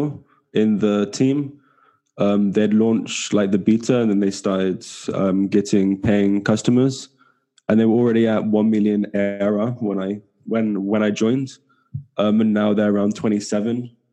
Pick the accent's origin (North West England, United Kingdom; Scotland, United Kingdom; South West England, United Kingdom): South West England, United Kingdom; small town near Bristol; now in Barcelona, Spain; I'm from England, southwest of England. From a small town in the southwest near Bristol. And now I'm currently living in Barcelona.